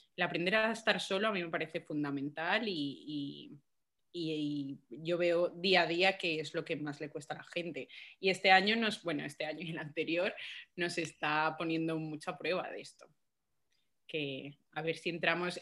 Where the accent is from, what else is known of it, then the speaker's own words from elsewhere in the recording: Galicia, Spain; also born or lived in Colombia; yo soy colombiana, ¿vale? Yo me he criado en Galicia y en, Galicia, digo, me he criado en Galicia, pero he nacido en Colombia. Entonces, hasta los cinco años yo estuve allí